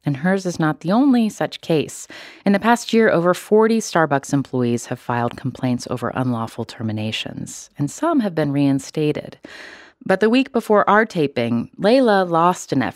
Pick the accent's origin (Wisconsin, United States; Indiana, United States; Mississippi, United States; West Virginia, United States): West Virginia, United States; growing up in West Virginia